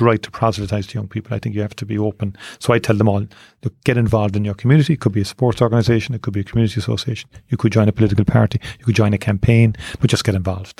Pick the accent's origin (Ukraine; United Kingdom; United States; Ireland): Ireland; Cork, Munster; I grew up in Turner's Cross. I joined Nemo Rangers when I was eight years of age